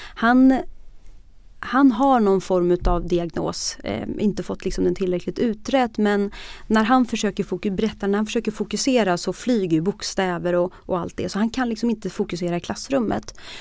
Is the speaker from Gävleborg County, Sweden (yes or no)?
yes; Bollnäs, Gävleborg County, Sweden; Jag, jag växte upp i Bollnäs